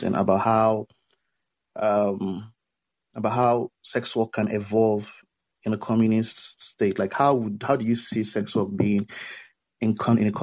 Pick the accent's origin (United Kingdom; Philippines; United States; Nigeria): Nigeria; I'm from Nigeria.